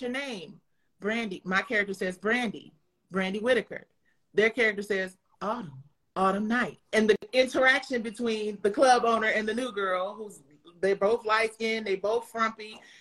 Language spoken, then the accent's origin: English; Detroit, Michigan, United States; I'm from Detroit